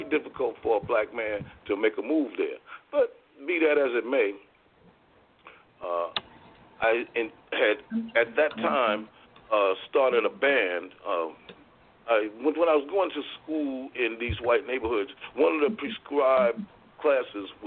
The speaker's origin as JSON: {"language": "English", "town": "New York City", "region": "New York", "country": "United States", "tie": "born or raised there", "also_born_or_lived": "Voorhees, New Jersey, United States", "moved": "as an adult", "lives_now": "Dover, United States", "said": "I was born in 1956 in St. John's Hospital, which is now called Interfaith, on Atlantic Avenue in Brooklyn. And I was brought home to my father's house, which he owned, on the corner of Howard and MacDougall"}